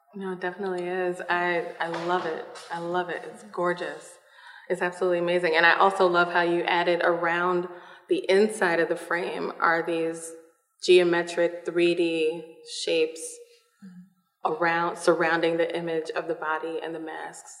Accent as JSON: {"language": "English", "town": "New York City", "region": "New York", "country": "United States", "moved": "yes", "said": "I'm from Brooklyn, New York originally"}